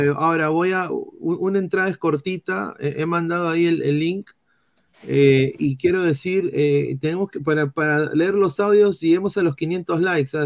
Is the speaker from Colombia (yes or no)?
no; Peru; como peruanos